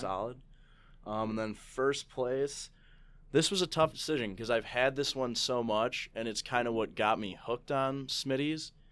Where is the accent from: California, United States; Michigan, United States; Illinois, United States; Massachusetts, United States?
Illinois, United States; St. Charles; I grew up in Saint Charles